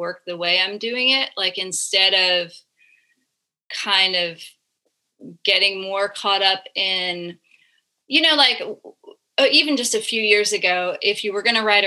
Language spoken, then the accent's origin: English; Florida, United States; growing up in Florida in like the early and mid 2000s